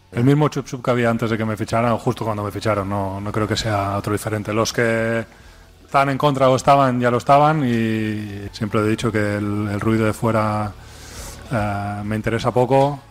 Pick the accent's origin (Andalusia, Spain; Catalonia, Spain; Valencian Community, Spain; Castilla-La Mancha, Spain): Catalonia, Spain; yo soy de aquí, soy catalán, soy culé